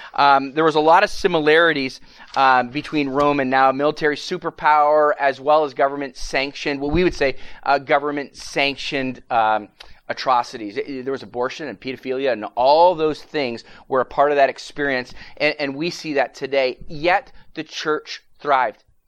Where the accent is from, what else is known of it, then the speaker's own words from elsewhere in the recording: Canada; now in United States; I'm from Canada originally